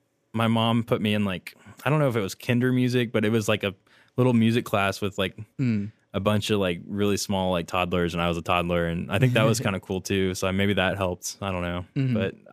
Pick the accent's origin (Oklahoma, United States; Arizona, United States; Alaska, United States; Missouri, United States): Oklahoma, United States; Oklahoma City; I grew up in Oklahoma City, and I went to Hefner Middle School, Putnam City North High School